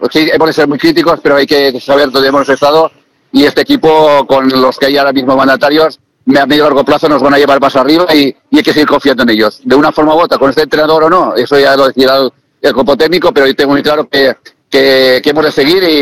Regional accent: Castellón, Valencian Community, Spain; lo queremos porque somos de Castellón

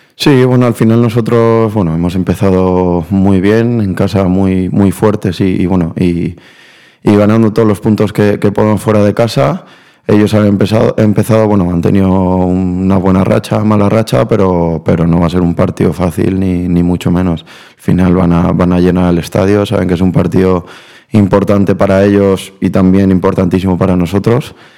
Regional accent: Valencia, Valencian Community, Spain; accent: Valencian; also born or lived in Buenos Aires, Argentina; nací en Argentina, lo que pasa que, que bueno, me vine con dos años a Valencia y prácticamente aprendí a hablar aquí. Entonces el acento argentino no lo tengo

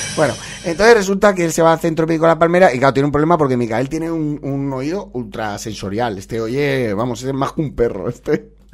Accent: Valencia, Valencian Community, Spain; de aquí, de mi tierra, de Valencia

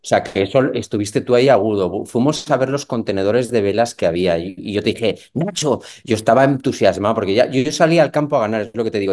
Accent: Valencia, Valencian Community, Spain; moved away as an adult; also born or lived in Barcelona; aunque soy de Valencia, me trasladé a Barcelona

